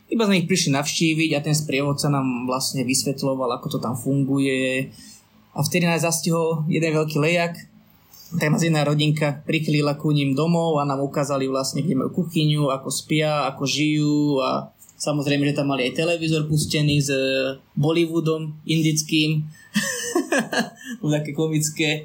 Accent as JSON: {"language": "Slovak", "country": "Slovakia", "said": "odkiaľ sme my, že zo Slovenska"}